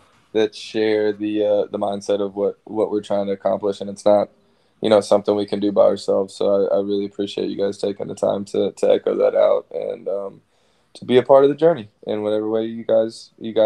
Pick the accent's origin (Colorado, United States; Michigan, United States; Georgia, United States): Georgia, United States; Savannah; also born or lived in Arlington, Texas; I moved to Savannah when I was in like fourth grade, and I've been here ever since.